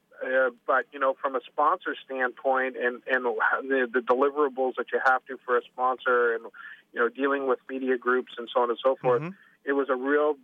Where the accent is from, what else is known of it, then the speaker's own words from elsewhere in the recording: Canada; moved away; being Canadian